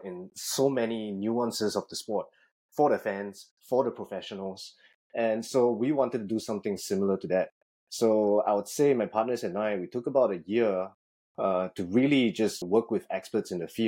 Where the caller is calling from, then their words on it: Singapore; Currently at home in Singapore, so I'm taking this call 12 hours ahead of you.